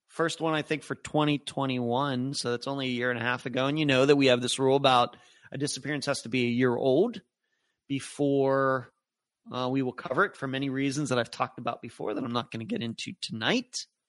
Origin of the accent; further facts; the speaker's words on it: Leechburg, Pennsylvania, United States; now in Florida, United States; I grew up in Leechburg, Pennsylvania